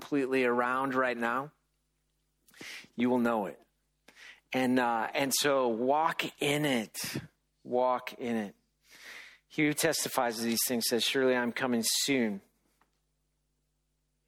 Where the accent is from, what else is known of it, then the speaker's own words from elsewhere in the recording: United States; we're very American about all